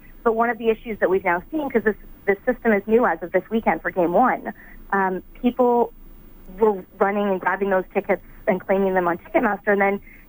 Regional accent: Vancouver, British Columbia, Canada; now in Winnipeg, Canada; I'm originally from Vancouver

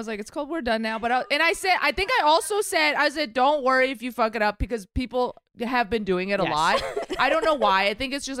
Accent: Chicago, Illinois, United States; also born or lived in San Francisco; now in Los Angeles, United States; She like hates that we live in California now. I'm like, because I'm from Chicago.

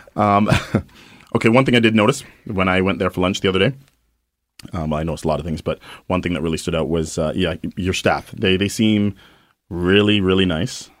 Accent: London, United Kingdom; now in Winnipeg, Canada; my hometown in London

